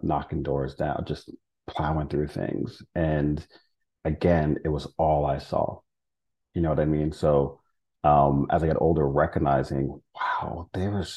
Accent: United States; moved away as an adult; now in England; I'm also an American

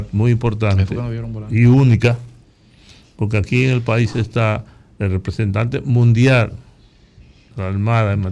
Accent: Dominican Republic; antes que eh. todo soy dominicano. Defiendo mi dominicanidad, mi nacionalidad, no la haitiana.

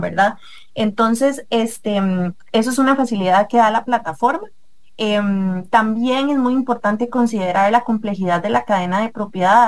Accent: Costa Rica; muchos ticos en Costa Rica que dejamos todos para el final

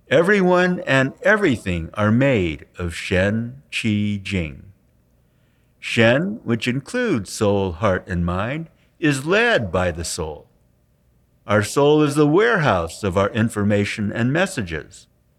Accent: San Francisco, California, United States; We saw Master Shah speak and give a healing demonstration at an expo in San Francisco, my hometown.

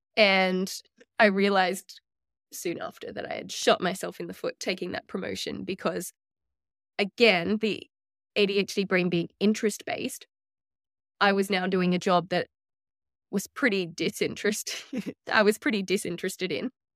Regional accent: Australia; also born or lived in New York; now in Sunshine Coast, Australia; I'm from Australia, but I had no family on the Sunshine Coast

